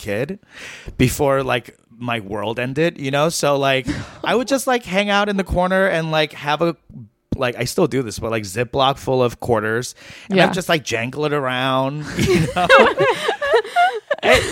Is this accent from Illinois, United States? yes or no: no; New York, United States; me and my friends growing up in New York